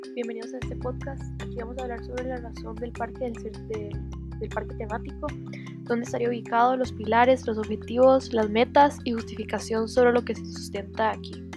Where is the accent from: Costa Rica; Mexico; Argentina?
Costa Rica; Como ciudadanos costarricenses debemos de festejar